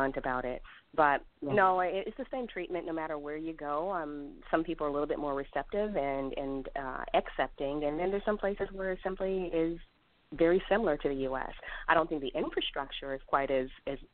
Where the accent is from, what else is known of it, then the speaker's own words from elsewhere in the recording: Germany; now in Raleigh, United States; born in Germany